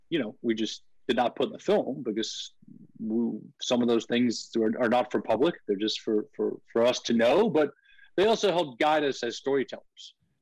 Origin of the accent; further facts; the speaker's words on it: Long Island, Nassau County, New York, United States; I grew up on Long Island.